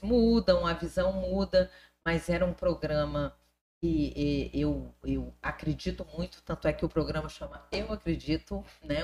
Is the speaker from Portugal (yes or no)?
no; Brasília, Federal District, Brazil; born or raised there; moved away as an adult; also born or lived in Rio de Janeiro / Palmas, Tocantins; now in Tocantins, Brazil